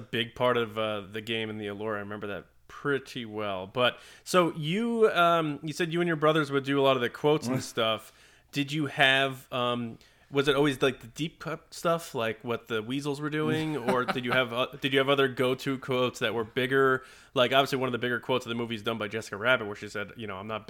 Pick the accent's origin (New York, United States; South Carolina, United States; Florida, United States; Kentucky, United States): New York, United States; one town over from where I grew up on Long Island.